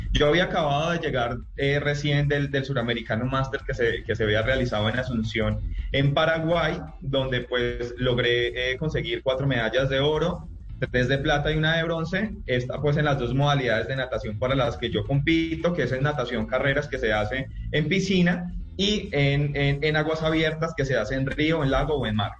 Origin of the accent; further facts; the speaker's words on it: Tuluá, Valle del Cauca, Colombia; yo soy afiliado a la Liga del Valle porque pues eh, soy de Tuluá